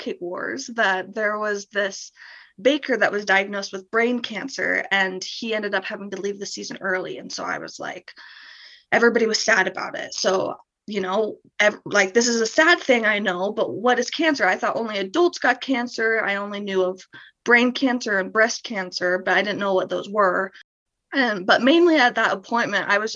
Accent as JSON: {"language": "English", "town": "St. Louis", "region": "Missouri", "country": "United States", "tie": "born or raised there", "moved": "as an adult", "said": "I'm from St. Louis, Missouri."}